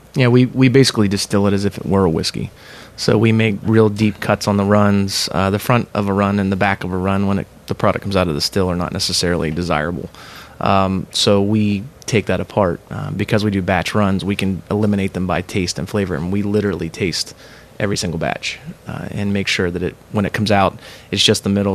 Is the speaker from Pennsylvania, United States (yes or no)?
yes; Pennsylvania, United States; now in Columbus, United States; We're both transplants. I'm originally from Pennsylvania